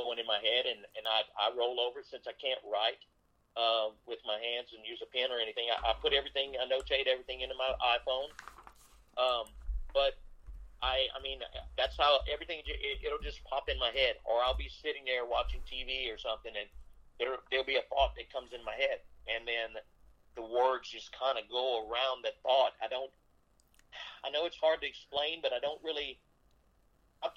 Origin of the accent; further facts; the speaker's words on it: South Louisiana, United States; I grew up in South Louisiana in a very, very humbled home